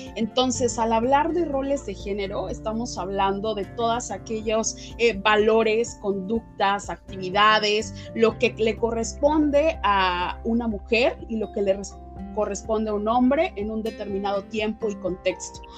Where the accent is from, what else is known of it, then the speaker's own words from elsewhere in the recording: Mexico; also born or lived in Puebla; mujer eh, afromexicana